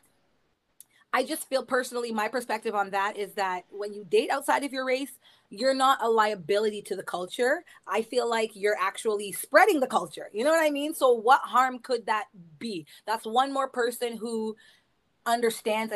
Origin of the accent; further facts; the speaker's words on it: Canada; Canada is a stew pot because we identify everything that's in your heritage